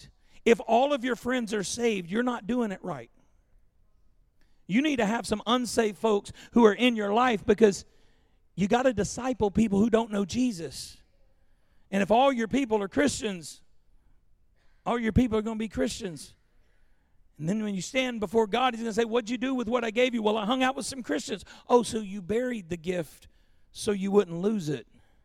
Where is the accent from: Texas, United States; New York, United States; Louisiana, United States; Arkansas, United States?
Louisiana, United States; growing up in Louisiana in the 70s and 80s